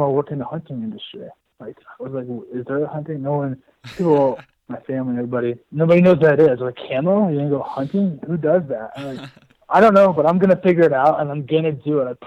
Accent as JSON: {"language": "English", "town": "Indianola", "region": "Iowa", "country": "United States", "tie": "born or raised there", "moved": "yes", "said": "I grew up in Iowa. I'm from, south central Iowa, south around Indianola area."}